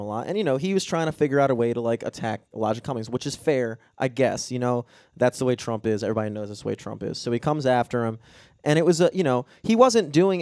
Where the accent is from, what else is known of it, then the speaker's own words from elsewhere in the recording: Baltimore, Maryland, United States; I was from Baltimore